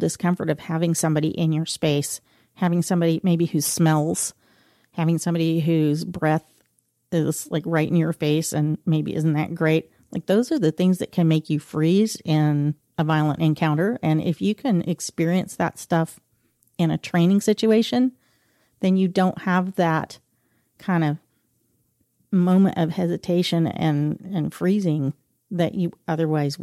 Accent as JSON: {"language": "English", "town": "Stillwater", "region": "Oklahoma", "country": "United States", "tie": "born or raised there", "said": "I grew up in Stillwater, Oklahoma"}